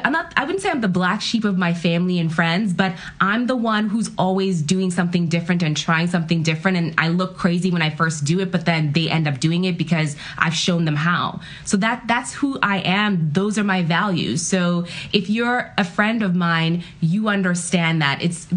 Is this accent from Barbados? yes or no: no; Ghana; now in United States; My family is an immigrant family. I'm from Ghana, West Africa. And so when we first moved to the U.S., really your mindset is you got to succeed.